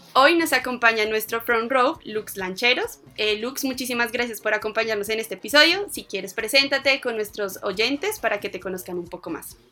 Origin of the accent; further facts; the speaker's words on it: Colombia; nosotras, que somos de Colombia